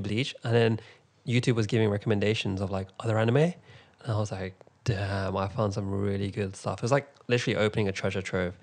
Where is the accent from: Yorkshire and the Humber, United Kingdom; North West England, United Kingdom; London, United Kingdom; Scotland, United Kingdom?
London, United Kingdom; I'm from London